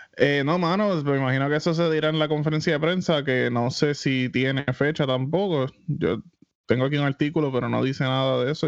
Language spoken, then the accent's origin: Spanish; Isabela, Puerto Rico; yo soy, me crié en Isabela